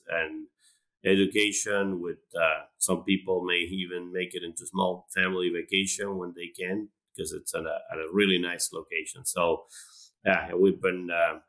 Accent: Argentina; moved away as an adult; now in Florida, United States; I'm originally from Argentina.

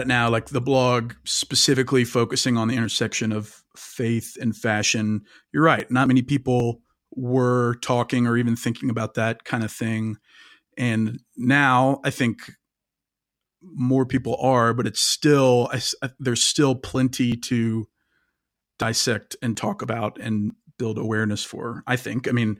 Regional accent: Kansas, United States; than just growing up in Kansas in the suburbs.

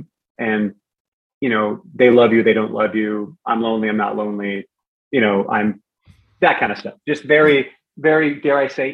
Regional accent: Bremerton, Washington, United States; also born or lived in Northern Virginia; I grew up in Bremerton. I moved from Northern Virginia back to Bremerton where I was born. My dad was leaving the military and we were kind of settling there. So I was in high school in Bremerton for, you know, that period and then on to Bellingham.

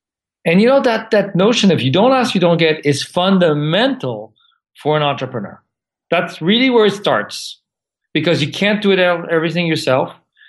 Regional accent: France; also born or lived in Santa Monica, United States; I was born in Santa Monica and grew up for a few years in Santa Monica, but then moved to France when I was six.

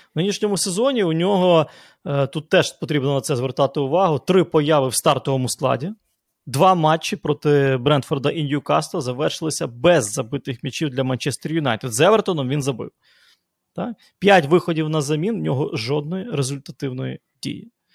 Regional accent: Lviv, Lviv Oblast, Ukraine; як у нас у Львові говорять

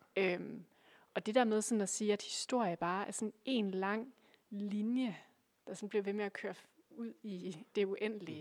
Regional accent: Aalborg, North Denmark Region, Denmark; jeg kommer fra Aalborg, øh, nærmere bestemt en, en lille bydel, der hedder Gu

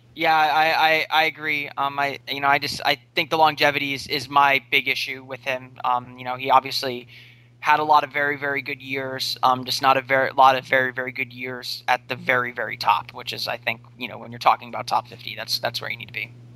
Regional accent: Orlando, Florida, United States; I grew up on on the East Coast. Um, you know, I'm, I'm from Orlando

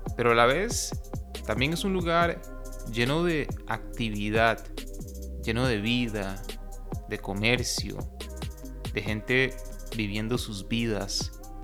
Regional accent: Costa Rica; Como costarricense, que ha vivido la mayor parte de su vida en un contexto completamente diferente

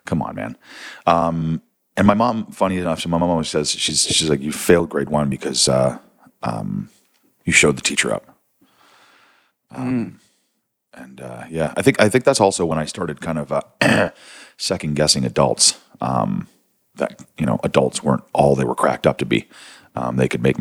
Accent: Niagara-on-the-Lake, Ontario, Canada; also born or lived in St. Catharines, Ontario; now in Toronto, Canada; I grew up in the Niagara region in Ontario, wine region

